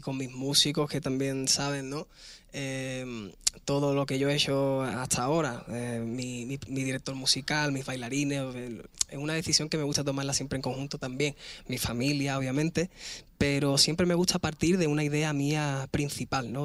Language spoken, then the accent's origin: Spanish; Spain; yo soy español